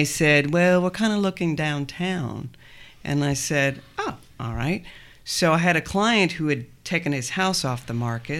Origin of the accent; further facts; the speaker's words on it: Canada; also born or lived in Northern Maine; now in Lexington, United States; I'm originally from Canada and Northern Maine. I've been in Kentucky for 23 years. I moved to downtown Lexington in the early 2000s.